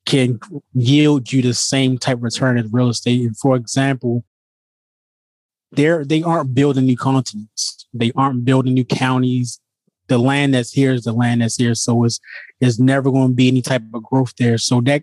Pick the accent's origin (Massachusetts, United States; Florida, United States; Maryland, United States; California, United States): Maryland, United States; Baltimore; moved away as an adult; now in outside Washington, D.C., United States; I'm originally from Baltimore, Maryland, born and bred, and I currently reside outside of D.C. now